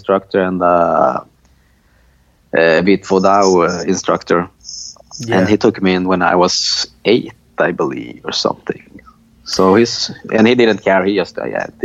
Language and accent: English; Linköping, Östergötland, Sweden; moved away; also born or lived in Malmö, Sweden; I moved to a smaller town called Linköping